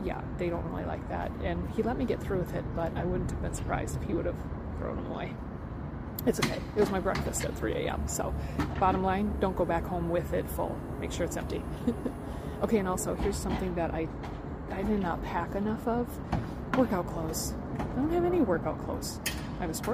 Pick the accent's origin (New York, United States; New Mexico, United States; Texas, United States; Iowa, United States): Iowa, United States